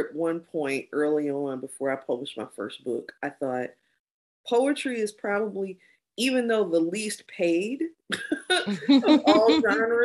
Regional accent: Kankakee, Illinois, United States; also born or lived in Chicago; I was very involved in the Black community where I grew up in Kankakee

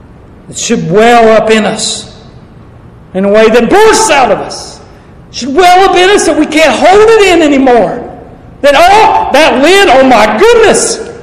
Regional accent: the South, United States; I don't find it hot, but I'm from the South. This ain't hot.

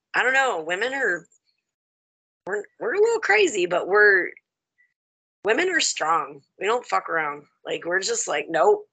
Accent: the South, United States; now in Michigan, United States; I'm country. I'm from the South.

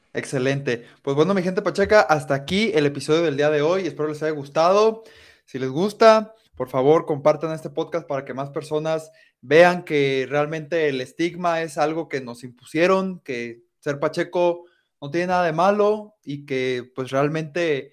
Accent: Colima, Mexico; now in Guadalajara, Mexico; crecí este, eh, ahí en Colima

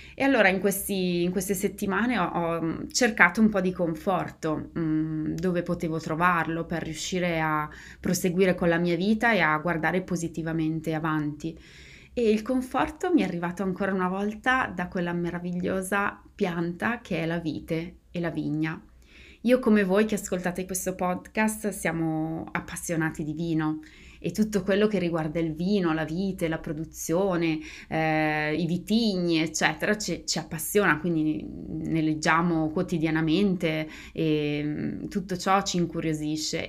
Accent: Bergamo, Lombardy, Italy; moved away as an adult; now in United States; io sono di Bergamo

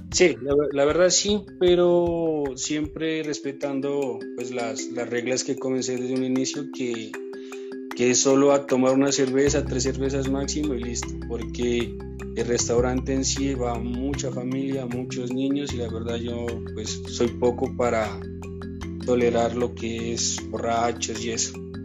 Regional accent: Córdoba, Nariño, Colombia; also born or lived in Argentina; now in Pasto, Colombia; nací en Córdoba, Nariño, es un municipio de la ciudad de Pasto, pero actualmente vivo en Pasto

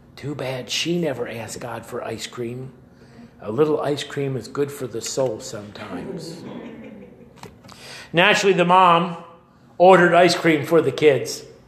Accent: Oakland, California, United States; When I was a little boy, I grew up in Oakland, just over the way

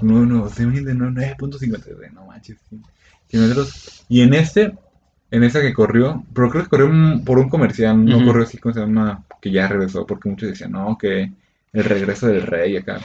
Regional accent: Mexico; como buen mexicano

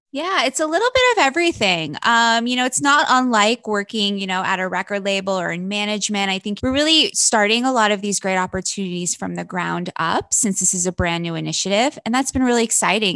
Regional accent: Wilkes-Barre, Pennsylvania, United States; I'm from a, a town in Pennsylvania called Wilkes Barre, Pennsylvania

